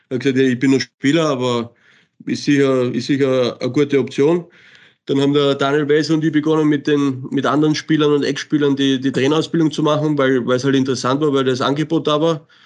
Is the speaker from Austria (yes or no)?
yes; Salzburg, Austria; außer für Salzburg. Das war für mich klar, weil das ist meine Heimat, meine Kinder sind da, meine Frau ist da, wir leben da.